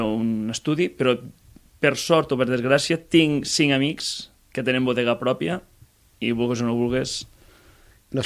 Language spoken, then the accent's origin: Catalan; Masdenverge, Catalonia, Spain; de Mas d'Enverge. Sóc Soc d'un poble molt petitet de Mas... Uh, al Montsià, sí. vale? Terres de l'Ebre.